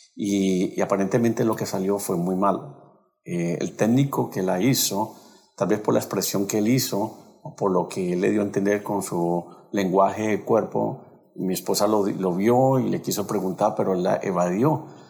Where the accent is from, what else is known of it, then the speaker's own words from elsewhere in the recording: Cali, Valle del Cauca, Colombia; Nosotros somos de Colombia y de la ciudad de Cali